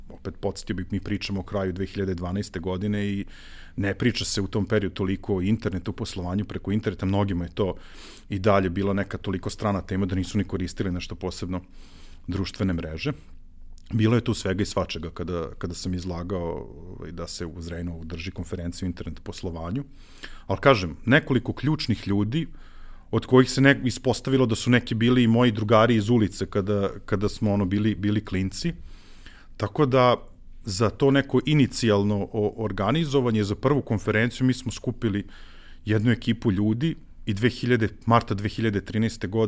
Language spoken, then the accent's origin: Croatian; Zrenjanin, Vojvodina, Serbia; Ja jedini zrenjaninac